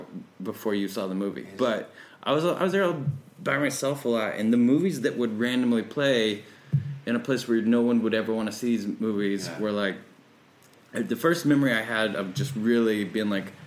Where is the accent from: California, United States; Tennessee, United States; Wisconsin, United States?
Tennessee, United States; It was all about, I think, growing up in Tennessee, it was, I'll tell you exactly what it was.